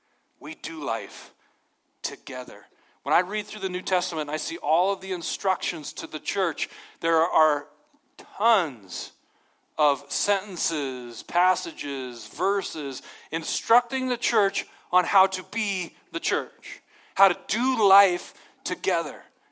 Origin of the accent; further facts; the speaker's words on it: Montana, United States; Nobody's over me. I'm from Montana. I'm my own thing.